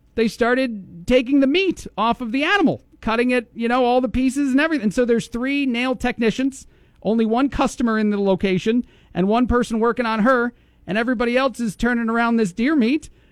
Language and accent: English; New Jersey, United States; moved away; I am from New Jersey